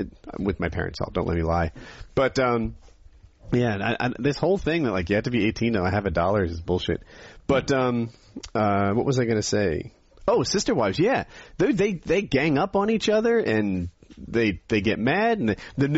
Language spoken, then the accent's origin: English; North Carolina, United States; I'm from North Carolina